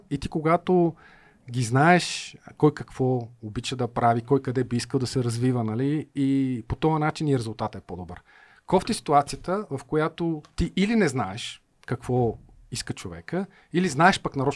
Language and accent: Bulgarian; Bulgaria; Най-малко аз съм българин, нали?